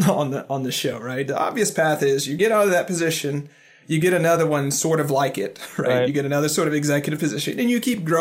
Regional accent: Fort Smith, Arkansas, United States; also born or lived in Lincoln, Nebraska; now in Portland, United States; I moved from Lincoln, Nebraska. But I was originally from Fort Smith, Arkansas.

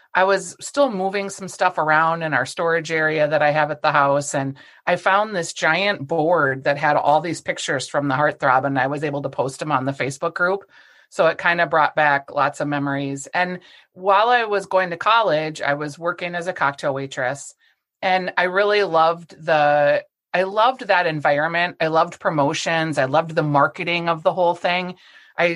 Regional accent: Bloomington, Minnesota, United States; also born or lived in Golden Valley, Minnesota; I grew up in Bloomington, Minnesota, which not far from where I live now in Golden Valley

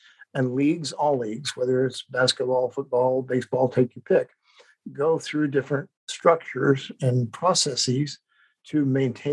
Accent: Idaho, United States; moved away as an adult; also born or lived in Chicago; I grew up mainly in Idaho

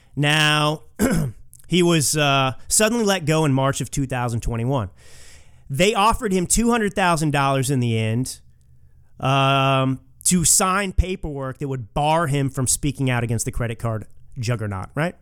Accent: Texas, United States; I'm a Texan

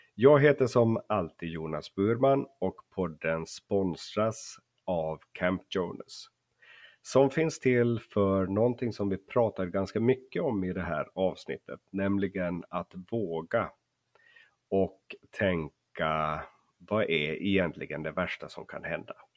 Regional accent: Finland; Jag är ju uppvuxen i Finland så jag hör väldigt dåligt skillnad på svenska dialekter

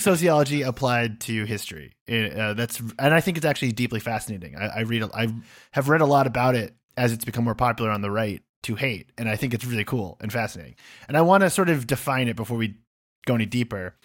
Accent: United States; moved away as an adult; also born or lived in United Kingdom; as an American who's lived over there

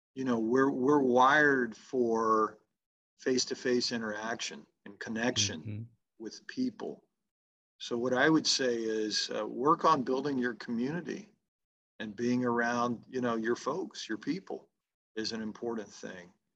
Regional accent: the South, United States; being a Southerner

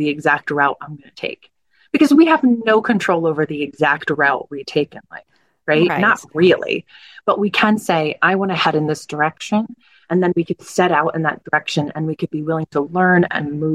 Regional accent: New Jersey, United States; I grew up in South Jersey

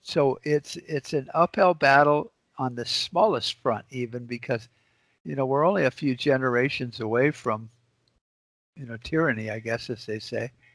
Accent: United States; we as American citizens

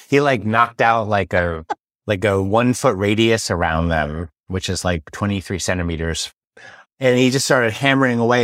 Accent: San Francisco, California, United States; now in Paris, France; I'm from San Francisco

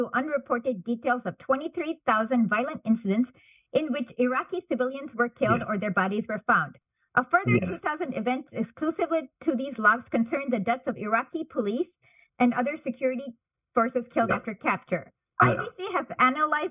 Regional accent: United States; if I say American, they're like, where are you really from? And then finally, I realized it's always an awkward question when you're children of immigrants.

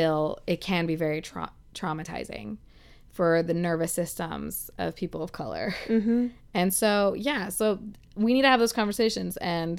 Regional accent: United States; We're American women.

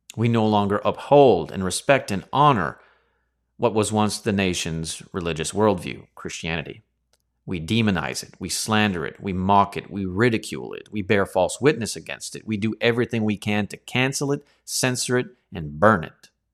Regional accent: Canada; over here in Canada, we were born and raised in a lineage of the monarchy

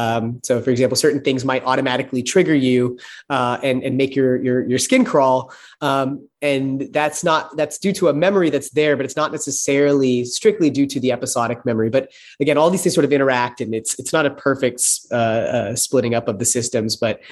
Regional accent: Texas, United States; So it might be a fact to me that I grew up in Texas

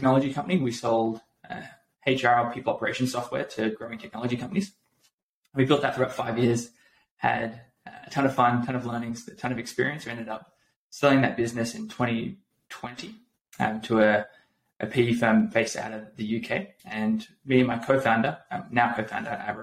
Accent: Australia; moved away as an adult; also born or lived in San Francisco; now in United States; So I'm Australian.

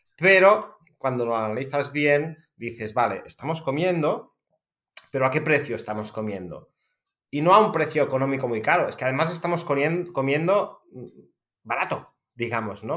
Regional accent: Empordà, Catalonia, Spain; soy agricultor de una familia de agricultores, porque de hecho soy la novena generación que nos conste, seguramente hay unas cuantas más en una finca familiar en el Alampurdá, muy cerca de la frontera con Francia

